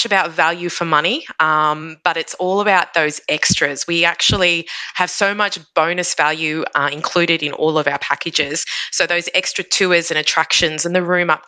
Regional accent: Queensland, Australia; being a Queenslander.

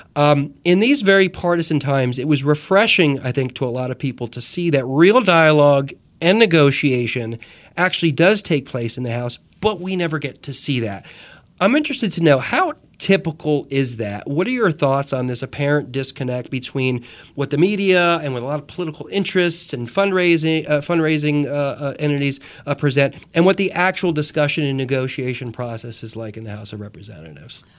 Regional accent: Jersey Shore, New Jersey, United States; moved away as an adult; also born or lived in New York; now in North Carolina, United States; growing up the Jersey Shore

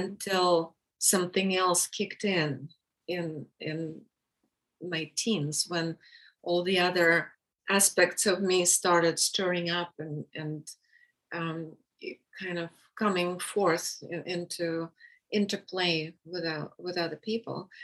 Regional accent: Russia; English is a second language; moved away as an adult; now in United States

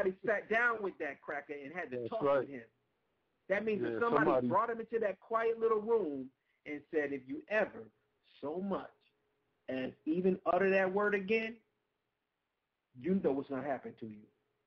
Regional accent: Syracuse, New York, United States; I'm from Syracuse, New York

